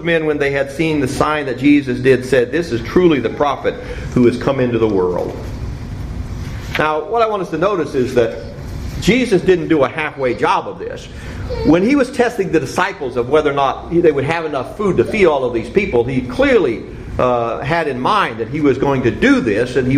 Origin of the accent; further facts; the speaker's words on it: Cincinnati, Ohio, United States; when I was growing up in Cincinnati